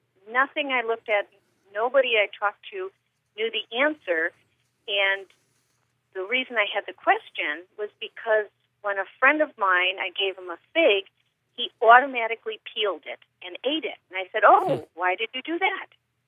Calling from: Blue Island, Illinois, United States; I am calling from Blue Island, Illinois.

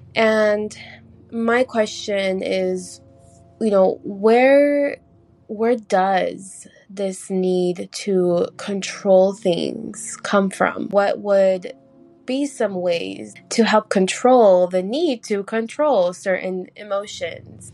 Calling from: Los Angeles, California, United States; I'm calling from Los Angeles.

